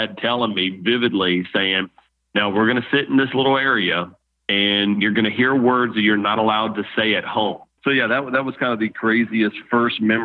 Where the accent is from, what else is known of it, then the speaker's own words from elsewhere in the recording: Baton Rouge, Louisiana, United States; I'm born and raised in Baton Rouge